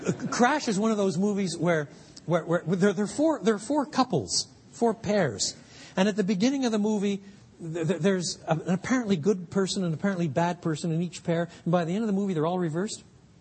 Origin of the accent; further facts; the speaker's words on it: Quebec, Canada; I grew up in French Canada, where in many parts of the country at the time, now it's very different, it's very secular, the highest abortion rate in North America.